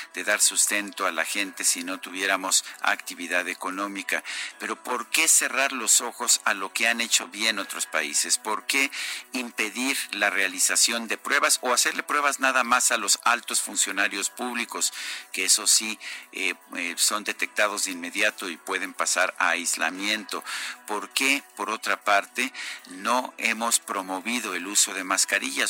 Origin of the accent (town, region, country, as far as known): Mexico